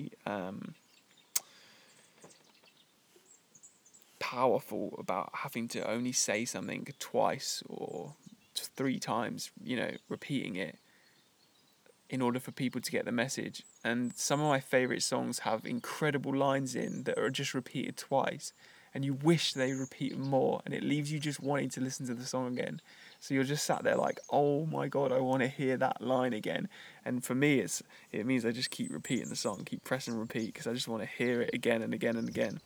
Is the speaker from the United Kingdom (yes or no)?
yes; United Kingdom; moved away as an adult; my identity as British, like, is just that now. It's just where I was brought up and where I lived for the first 28 years of my life